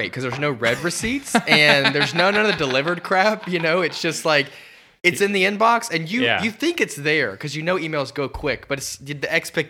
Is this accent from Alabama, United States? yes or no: yes; Alabama, United States; moved away as an adult; now in Atlanta, United States; I grew up in Alabama. I'm 22 years old.